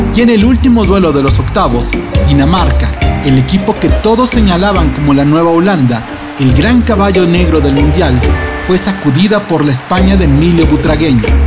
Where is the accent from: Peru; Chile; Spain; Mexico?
Mexico; lo que los mexicanos llamamos la venganza de Moctezuma